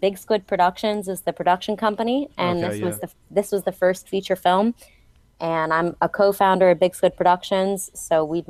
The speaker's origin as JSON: {"language": "English", "town": "Atlanta", "region": "Georgia", "country": "United States", "tie": "born or raised there", "said": "for whatever reason, I never picked up a Southern accent growing up in Atlanta."}